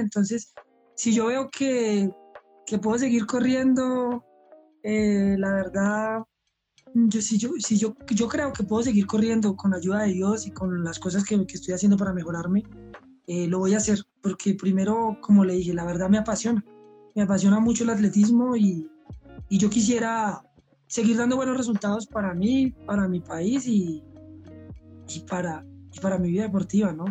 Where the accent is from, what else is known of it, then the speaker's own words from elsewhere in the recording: Colombia; yo realmente como élite colombiano